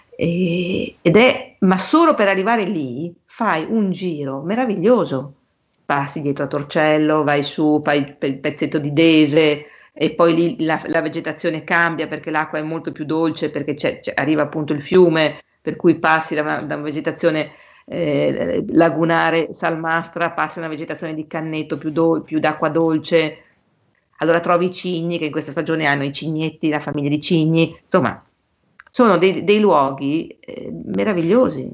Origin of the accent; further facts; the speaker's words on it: Venice, Veneto, Italy; siamo italiani e in più siamo anche veneziani